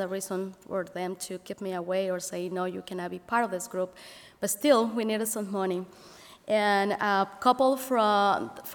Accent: Mexico City, Mexico; English is a second language; now in Elkhart, United States; growing in a big city such as Mexico City, being an immigrant here and not being English my first language

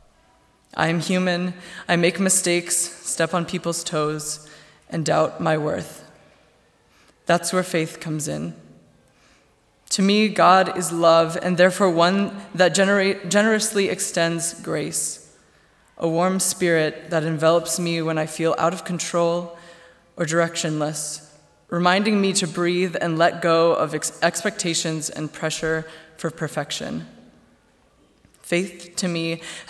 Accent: Goshen, Indiana, United States; My hometown is Goshen, Indiana

